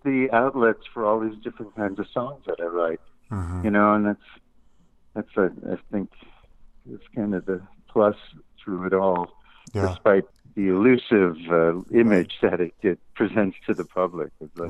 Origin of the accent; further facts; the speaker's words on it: New York City, New York, United States; moved away as an adult; now in Tennessee, United States; I inherited the house I grew up in Queens, and we moved back to Queens